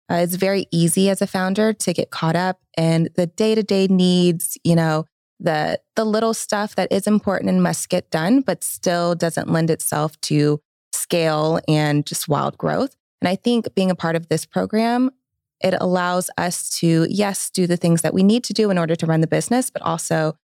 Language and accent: English; Atlanta, Georgia, United States; I am born and raised in Atlanta or the metro Atlanta area for those that are very particular about that.